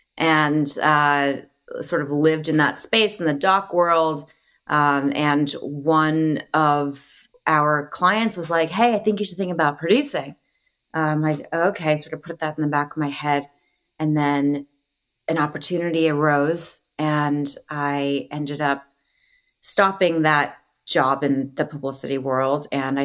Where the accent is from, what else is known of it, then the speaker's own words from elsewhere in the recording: Arizona, United States; moved away as an adult; now in Los Angeles, United States; I'm originally from Arizona. My father's side came up from Mexico, settled in Arizona. My mom's side were mountain people of Virginia for generations. And I'm a product of both cultures, grew up in both cultures.